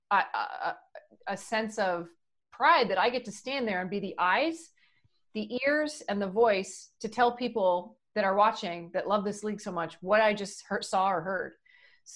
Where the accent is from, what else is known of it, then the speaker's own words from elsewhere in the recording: Brockville, Ontario, Canada; moved away as an adult; now in California, United States; I grew up in Ontario in a small town in Brockville, Ontario, which is about 2 hours north of Syracuse, New York